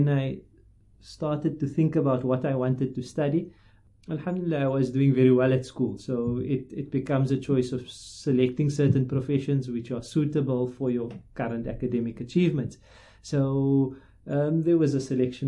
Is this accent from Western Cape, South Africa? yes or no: yes; Cape Town, Western Cape, South Africa; I grew up in Cape Town in Rylands